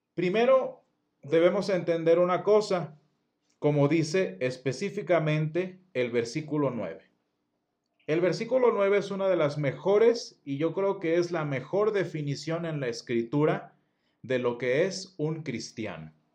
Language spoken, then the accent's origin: Spanish; Mexico; first language Spanish; Soy latino. Soy, este, soy latino, soy mexicano